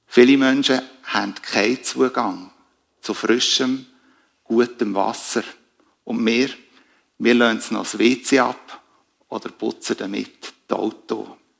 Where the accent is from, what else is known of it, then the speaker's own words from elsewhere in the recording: Switzerland; wir als Schweizer